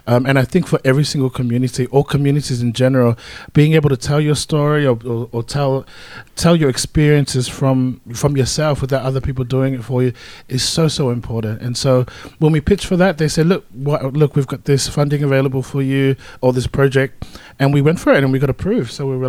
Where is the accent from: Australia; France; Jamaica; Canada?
Australia; Melbourne, Victoria; I mean, we're from Melbourne, so I mean, come on, we're like professional at this right now.